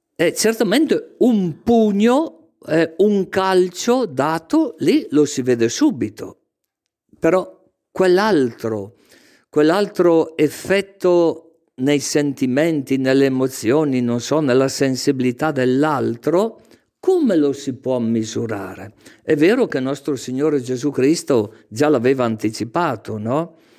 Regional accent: Castenedolo, Lombardy, Italy; il primo anno delle scuole elementari al mio paese, Castenedolo

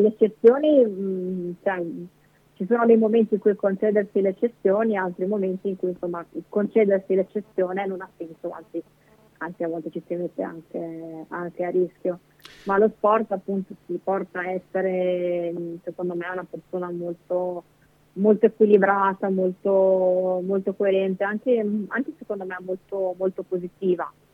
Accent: Bolzano, Trentino-Alto Adige, Italy; moved away as an adult; now in Mestre, Italy; io sono originaria di Bolzano, quindi la mia famiglia è, è su, a Bolzano

